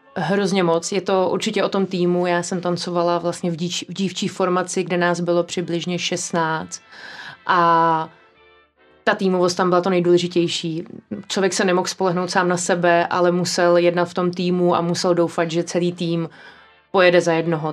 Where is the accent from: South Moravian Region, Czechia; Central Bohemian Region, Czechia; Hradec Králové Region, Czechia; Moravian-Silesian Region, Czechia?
Central Bohemian Region, Czechia; a village near Prague; jsem vyrostla na vesnici kousíček od Prahy